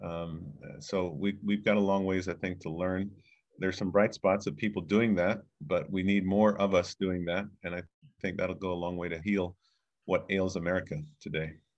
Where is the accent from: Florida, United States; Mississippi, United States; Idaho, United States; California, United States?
Florida, United States; Fort Lauderdale; also born or lived in Jamaica; now in Chicago, United States; came here in nineteen seventy-seven with my parents as a nine-year-old boy and grew up in Fort Lauderdale